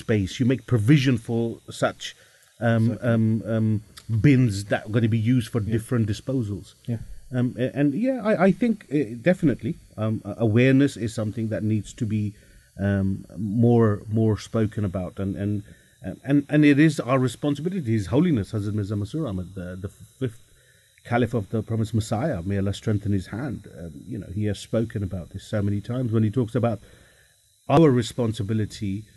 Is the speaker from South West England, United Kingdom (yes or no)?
no; London, United Kingdom; born and bred here all my life